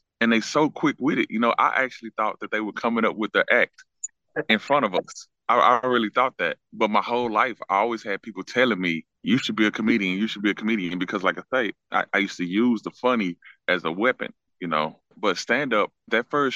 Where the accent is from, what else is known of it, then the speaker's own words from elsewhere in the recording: Dallas, Texas, United States; I'm from Dallas. I'm from the Oak Cliff area, born and raised.